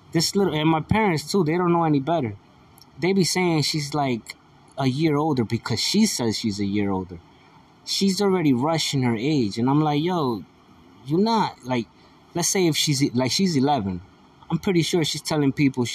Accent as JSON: {"language": "English", "country": "United States", "said": "I'm an American"}